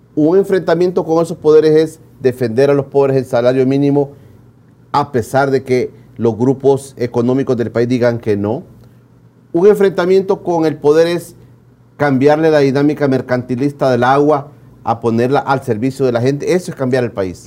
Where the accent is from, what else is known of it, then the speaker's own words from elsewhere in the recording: El Salvador; nuestra como salvadoreños